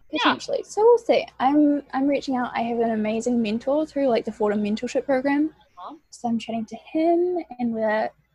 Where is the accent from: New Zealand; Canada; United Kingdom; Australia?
New Zealand; moved away as an adult; now in New York, United States; as you can probably tell from my accent, I am from New Zealand. I came from, like, a very small rural town. In New Zealand, so, like, cows outside my bedroom window, so it was quite different moving to New York for college